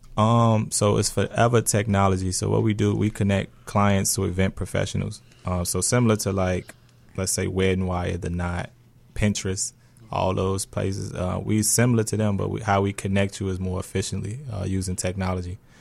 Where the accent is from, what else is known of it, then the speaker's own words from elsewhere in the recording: Chicago, Illinois, United States; I grew up in Roseland.